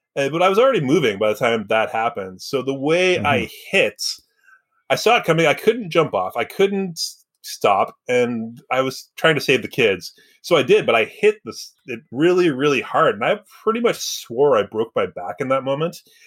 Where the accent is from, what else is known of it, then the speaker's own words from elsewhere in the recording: Surrey, British Columbia, Canada; I grew up in Surrey, which is a little different